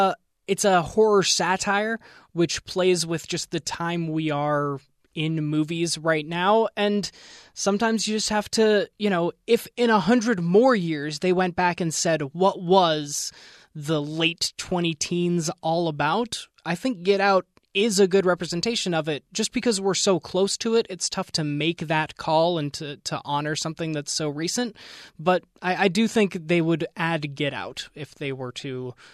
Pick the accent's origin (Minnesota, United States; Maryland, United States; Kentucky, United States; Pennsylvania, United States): Pennsylvania, United States; Look, Jeff, I am from Central Pennsylvania. I went to Gobbler's Knob every February the 2nd to see if he saw his shadow or not.